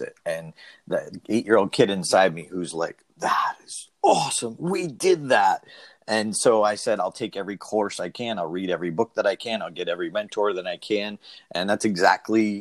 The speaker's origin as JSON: {"language": "English", "town": "Auburn", "region": "Massachusetts", "country": "United States", "tie": "born or raised there", "said": "I'm from Auburn"}